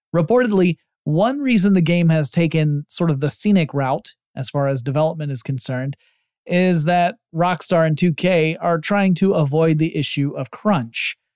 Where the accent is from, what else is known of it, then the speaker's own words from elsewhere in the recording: United States; my home country